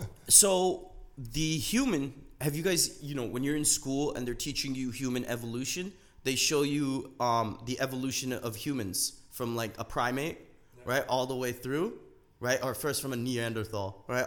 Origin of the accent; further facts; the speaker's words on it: Canada; I was a first generation immigrant right? And I grew up in Canada.